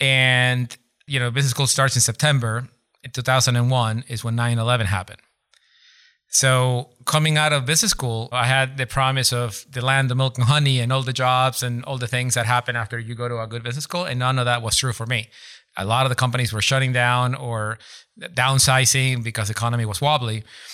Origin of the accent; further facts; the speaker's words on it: Ecuador; English is a second language; moved away as an adult; also born or lived in Boston; now in Seattle, United States; I'm from Ecuador.